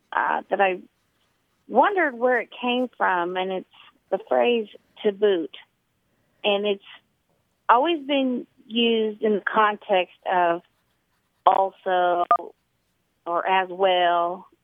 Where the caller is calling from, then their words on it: Memphis, Tennessee, United States; I'm calling from Memphis, Tennessee.